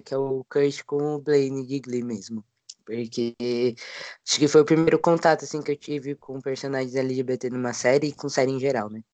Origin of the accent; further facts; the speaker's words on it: São Paulo, Brazil; tenho 22 anos, sou de São Paulo, sou homem trans